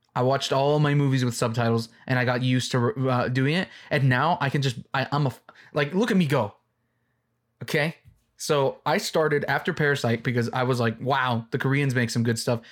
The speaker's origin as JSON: {"language": "English", "country": "Mexico", "first_language": "English", "said": "I'm Mexican"}